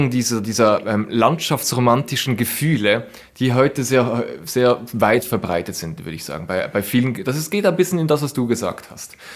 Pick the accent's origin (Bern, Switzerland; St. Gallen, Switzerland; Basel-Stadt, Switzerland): Basel-Stadt, Switzerland; Basel; als Basler, äh, wenn ich da bei meinem Stadion äh, vorbeifahre